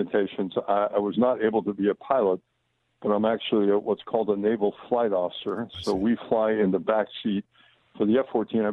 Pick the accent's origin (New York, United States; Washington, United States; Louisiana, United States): New York, United States; Long Island; I grew up on Long Island